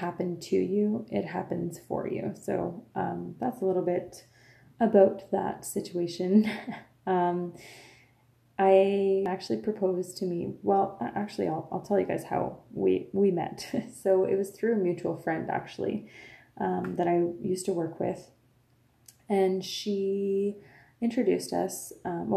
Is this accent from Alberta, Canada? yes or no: no; Lafontaine, Ontario, Canada; first language French; English is a second language; I was born and raised, like I said, in a little French community called La Fontaine. I am French Canadian. My first language is French